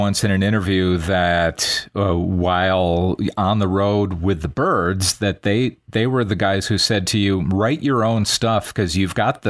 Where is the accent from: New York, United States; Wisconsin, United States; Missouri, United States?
Wisconsin, United States; Racine; I'm from Racine, Wisconsin